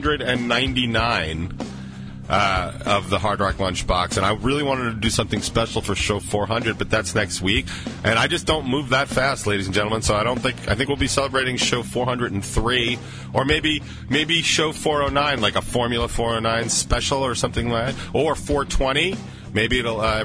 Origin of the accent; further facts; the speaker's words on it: New York, United States; I'm from New York. So accents are flying